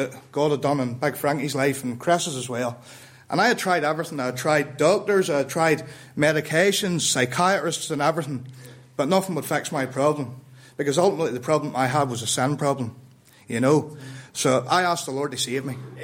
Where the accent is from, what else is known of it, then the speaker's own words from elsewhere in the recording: Ballymena, Northern Ireland, United Kingdom; I'm from Northern Ireland, right? But I grew up in Ballymena